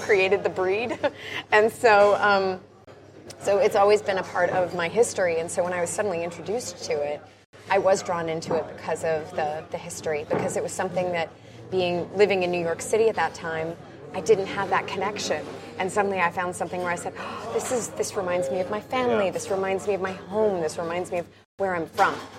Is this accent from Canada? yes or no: yes; Canada; I'm a Canadian with Scottish roots.